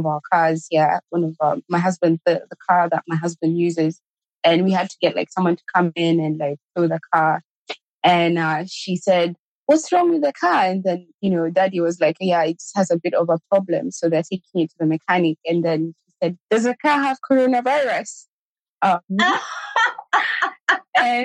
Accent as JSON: {"language": "English", "country": "Kenya", "tie": "born or raised there", "said": "I grew up in Kenya. I lived in Kenya, got married in Kenya"}